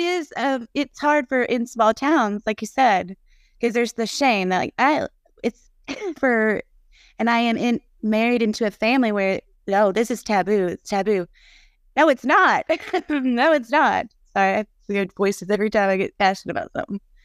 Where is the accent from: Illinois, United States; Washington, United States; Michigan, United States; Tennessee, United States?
Tennessee, United States; Nashville; now in Munford, United States; I'm from Nashville, but I live in a s, small town, And now, and I'm the only one in a small little town here in Munford, Tennessee